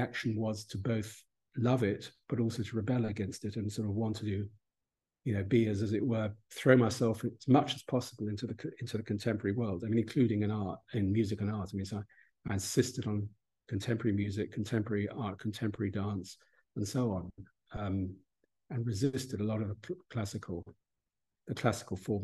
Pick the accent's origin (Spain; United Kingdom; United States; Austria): United Kingdom; this is the country in which we grew up